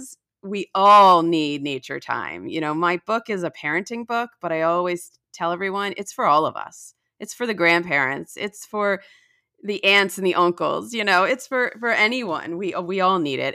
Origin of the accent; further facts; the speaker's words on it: New Jersey, United States; moved away as an adult; also born or lived in Washington, D.C.; now in Palm Beach County, Florida, United States; I grew up in New Jersey